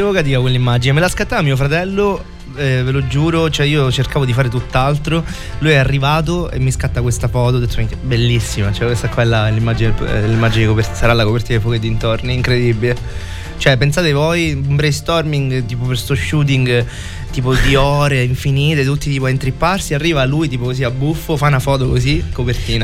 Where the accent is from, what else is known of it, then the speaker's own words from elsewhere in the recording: Messina, Sicily, Italy; moved away; Sicilia, alla mia isola